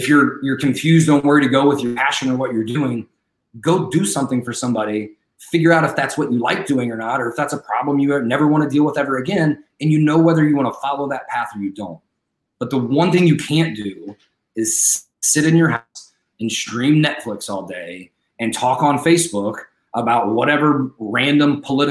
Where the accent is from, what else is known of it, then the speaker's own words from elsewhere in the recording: United States; we as an American society